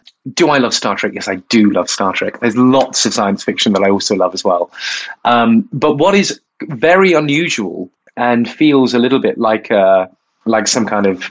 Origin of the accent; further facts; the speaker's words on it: Bournemouth, South West England, United Kingdom; I am from Bournemouth. I was a gay kid in Bournemouth